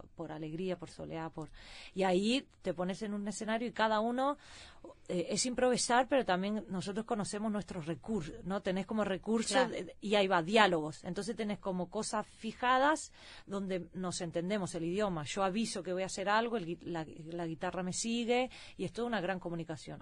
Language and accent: Spanish; Sweden; also born or lived in Seville, Spain; nací en Suecia con padres uruguayos